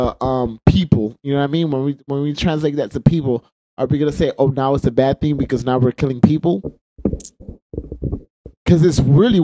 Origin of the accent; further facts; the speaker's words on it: United States; There's wars that, especially with us being American, we're involved in like almost every war.